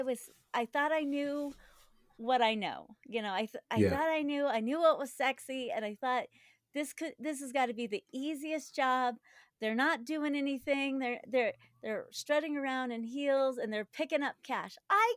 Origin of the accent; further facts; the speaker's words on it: Denver, Colorado, United States; Denver, Colorado. Okay. Let's see. Yeah. I currently live in the house that I grew up